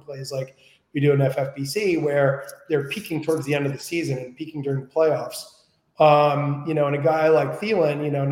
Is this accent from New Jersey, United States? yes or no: yes; New Jersey, United States; I grew up in New Jersey